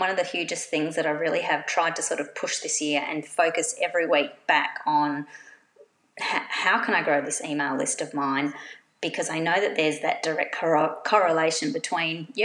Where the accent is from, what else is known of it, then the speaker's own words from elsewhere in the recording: Australia; now in Perth, Australia; being an Australian quilter